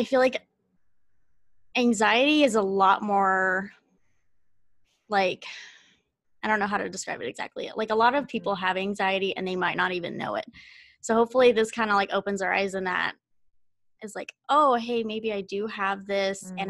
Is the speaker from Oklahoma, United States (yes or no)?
yes; Oklahoma, United States; moved away as an adult; now in Ohio, United States; I am actually originally from Oklahoma. I met my boyfriend online, and I ended up moving to Ohio